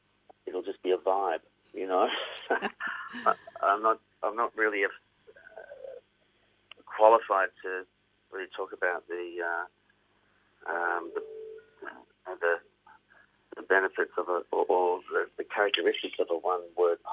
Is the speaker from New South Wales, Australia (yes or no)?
no; Victoria, Australia; I'm from Victoria